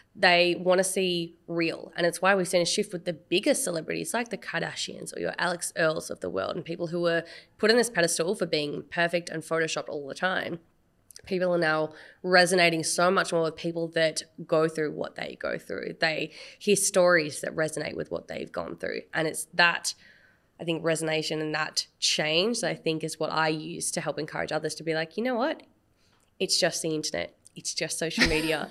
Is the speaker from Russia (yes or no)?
no; Australia; I am very proud of my identity of being Asian Australian and my heritage and being first generation of my family